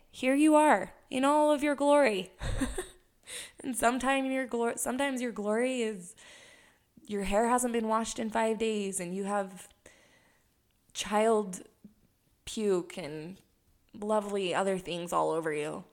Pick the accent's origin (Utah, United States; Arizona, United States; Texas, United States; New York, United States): Utah, United States; Heber City; also born or lived in Hawaii; I was born and raised in Heber City, Utah